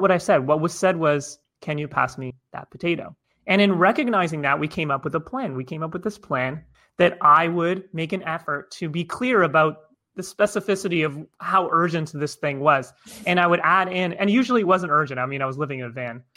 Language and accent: English; Toronto, Ontario, Canada; I'm originally from Toronto, Canada